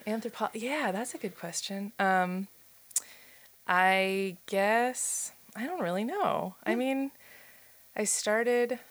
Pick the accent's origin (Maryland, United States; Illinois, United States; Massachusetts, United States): Maryland, United States; Silver Spring; now in Pittsburgh, United States; I'm from Silver Spring, Maryland, so outside of Washington D.C.